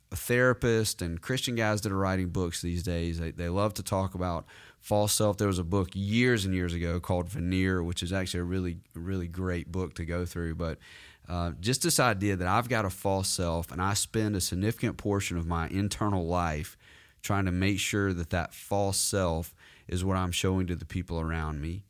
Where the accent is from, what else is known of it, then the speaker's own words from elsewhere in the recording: the South, United States; I was that way growing up in the South.